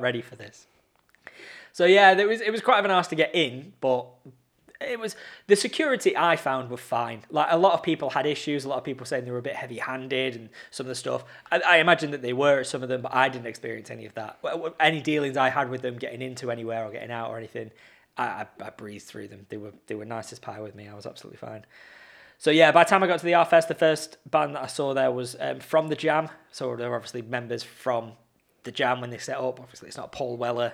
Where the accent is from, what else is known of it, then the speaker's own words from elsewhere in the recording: Blackpool, North West England, United Kingdom; I'm in Blackpool, like, I'm in my hometown